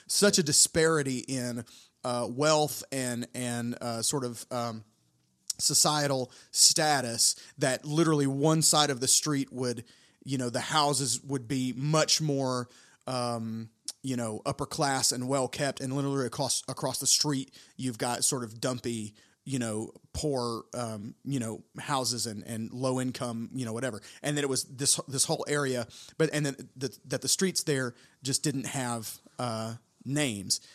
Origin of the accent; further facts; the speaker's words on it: United States; as an American in Tokyo